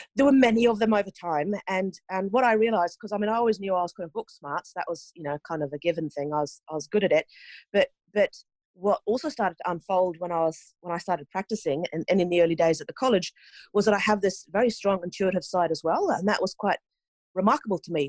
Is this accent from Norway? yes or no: yes; Norway; moved away as an adult; also born or lived in New Zealand; I grew up in Norway